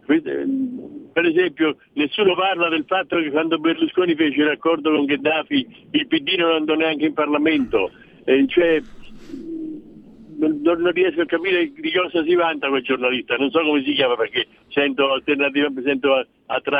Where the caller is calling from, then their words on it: Umbria, Italy; No, io poco fa senti, sono dall'Umbria, chiamo, dove non si sente molto.